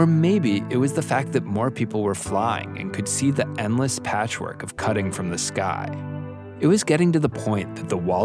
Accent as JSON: {"language": "English", "town": "Steamboat Springs", "region": "Colorado", "country": "United States", "tie": "born or raised there", "said": "my sixth grade yearbook from my hometown in Colorado"}